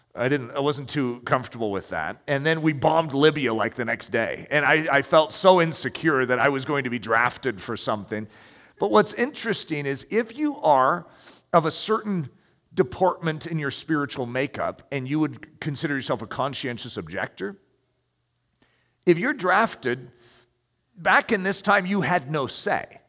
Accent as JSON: {"language": "English", "country": "United States", "said": "as American"}